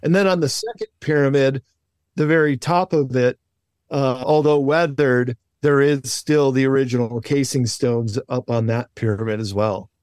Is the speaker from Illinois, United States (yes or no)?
yes; Chicago, Illinois, United States; Where I grew up in Chicago, they did the World's Fair